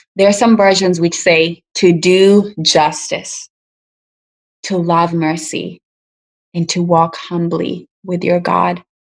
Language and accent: English; Kenya; now in United States; African immigrants like me, I'm from Kenya